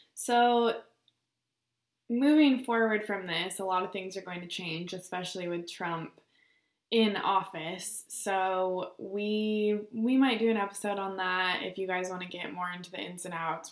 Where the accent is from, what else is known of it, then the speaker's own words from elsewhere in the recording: Bend, Oregon, United States; moved away as an adult; now in Arizona, United States; I'm from Central Oregon, Bend specifically